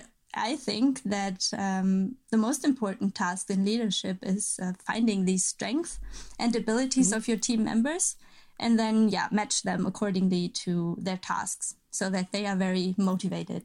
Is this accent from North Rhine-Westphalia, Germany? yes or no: yes; Cologne, North Rhine-Westphalia, Germany; moved away as an adult; also born or lived in Lübeck / Flensburg; I'm originally from Cologne. The very nice city.